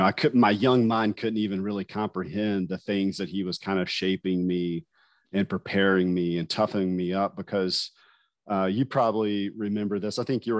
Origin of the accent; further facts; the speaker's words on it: Huntington, West Virginia, United States; moved away as an adult; also born or lived in California; I grew up in Huntington, West Virginia, born and raised. I left when I was 18, though, and my first duty station was West Coast in California.